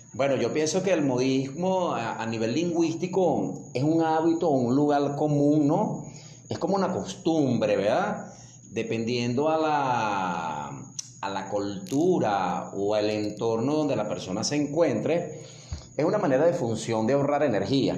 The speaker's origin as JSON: {"language": "Spanish", "country": "Venezuela", "said": "el extranjero nos identifica que somos venezolanos"}